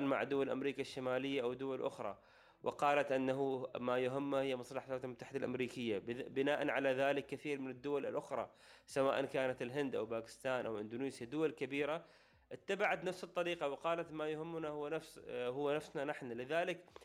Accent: Oman; نحن عندنا في عمان

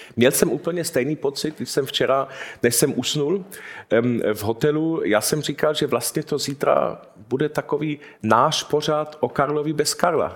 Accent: Munich, Bavaria, Germany; jsem se narodil v Mnichově

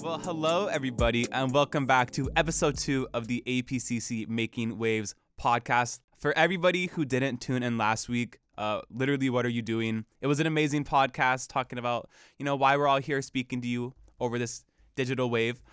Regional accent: Portland, United States; moved away; I am from Portland

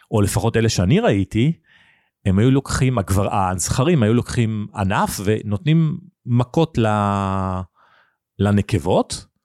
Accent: Nigeria; born there; אני נולדתי בניגריה שבאפריקה, אבא שלי עבד בסולל בונה, היינו בשליחות

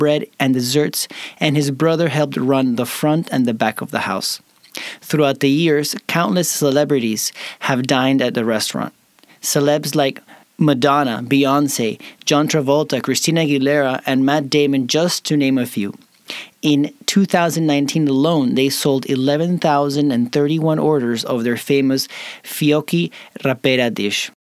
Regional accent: Peru; I was born in Peru, but my grandparents are from Italy, from Emilia Romana, from more the north area.

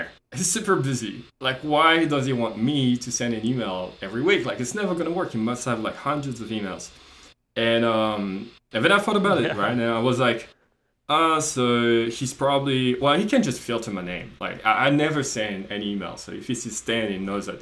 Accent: France; moved away as an adult; also born or lived in Australia; I'm not Australian, I'm French, we were in Australia.

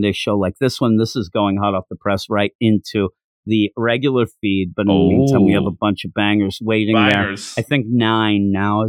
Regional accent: Quakertown, Pennsylvania, United States; my hometown of Quakertown

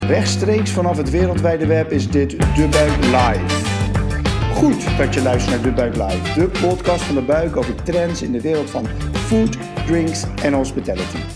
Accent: Rotterdam, South Holland, Netherlands; Ik ben Rotterdammer, woon in Rotterdam.

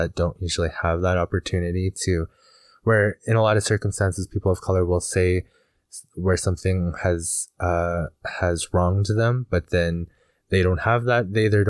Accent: Alberta, Canada; which describes an enduring running wolf. Mm. And I come from the Bigani First Nation.

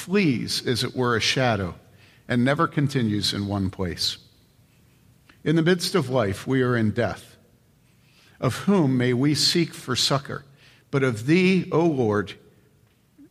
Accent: Wheaton, Illinois, United States; when Mary Lee and I were growing up in Wheaton

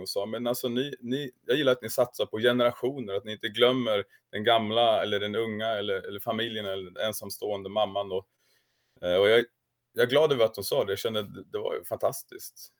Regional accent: Kramfors, Västernorrland County, Sweden; moved away as an adult; now in Sigtuna, Sweden; jag kommer från Kramfors i grund och botten, uppvuxen i samma församling som Thomas Sjödin

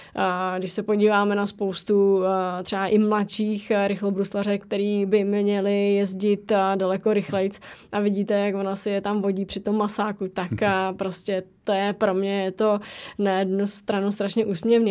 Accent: Czechia; jsme z České republiky

